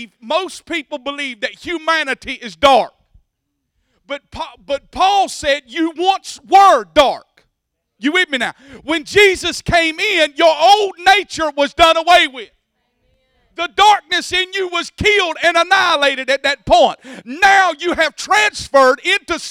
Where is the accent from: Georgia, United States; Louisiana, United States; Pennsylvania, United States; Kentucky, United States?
Georgia, United States; Bacon County; moved away; I came from Bacon County